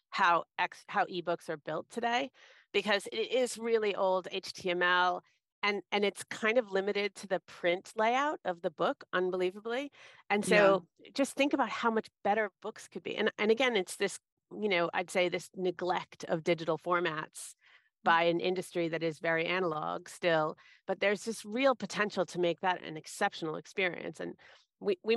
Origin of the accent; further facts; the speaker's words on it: suburban Boston, Massachusetts, United States; moved away as an adult; I was kind of a small town girl from suburban Boston in the States